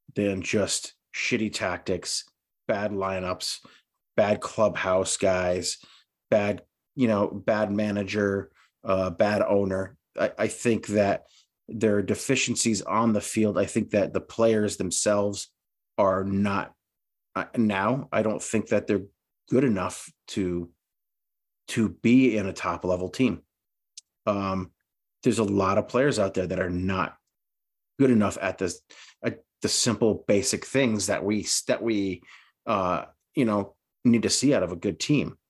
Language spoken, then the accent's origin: English; New England, United States; we're from New England